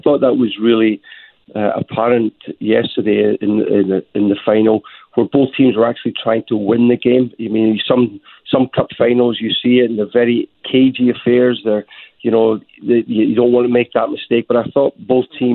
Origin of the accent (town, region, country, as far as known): Scotland, United Kingdom